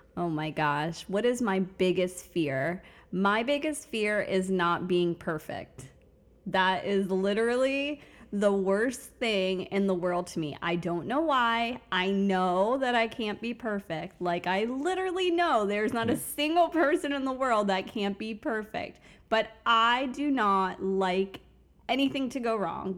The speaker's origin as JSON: {"language": "English", "town": "Fort Lauderdale", "region": "Florida", "country": "United States", "tie": "born or raised there", "also_born_or_lived": "Bronx, New York / Tampa, Florida", "lives_now": "Orlando, United States", "said": "I started out in the Bronx, New York. So that's where I'm originally from, but grew up in South Florida in the Fort Lauderdale area"}